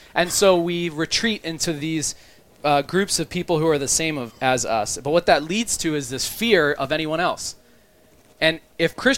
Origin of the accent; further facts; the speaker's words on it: Maryland, United States; also born or lived in Montgomery County, Maryland; now in Baltimore, United States; I'm from Maryland